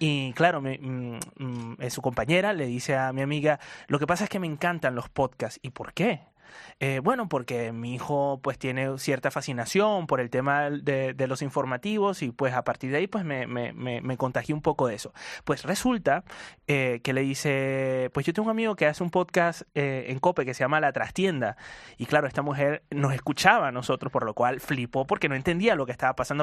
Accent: Venezuela; como venezolano

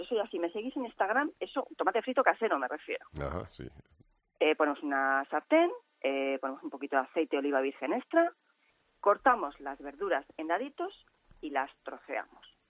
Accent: Cuenca, Castilla-La Mancha, Spain

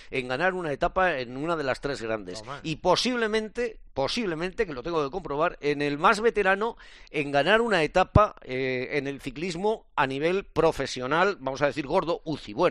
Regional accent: Burgos, Castile and León, Spain; Yo soy de Burgos y estoy muy orgulloso de ello.

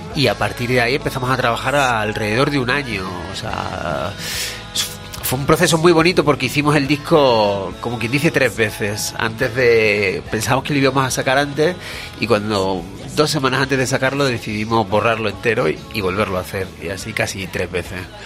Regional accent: Badajoz, Extremadura, Spain

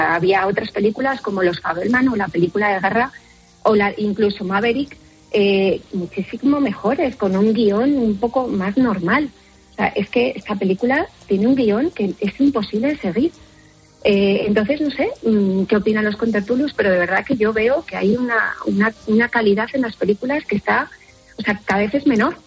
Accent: Argentina; now in Spain; Sí, soy argentina

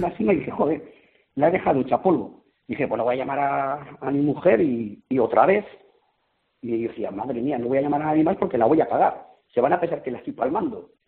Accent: Basque Country, Spain; en el País Vasco la montaña es una religión. Y a mis padres pues les gustaba la montaña me llevaron al Gorbea

